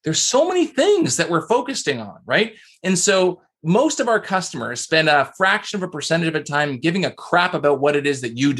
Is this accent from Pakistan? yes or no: no; Canada; I'm Canadian, so I say process